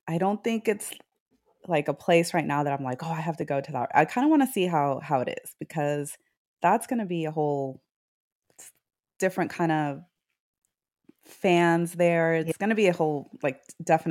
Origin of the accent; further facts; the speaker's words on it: Houston, Texas, United States; we're from Houston, so you know all about the humidity.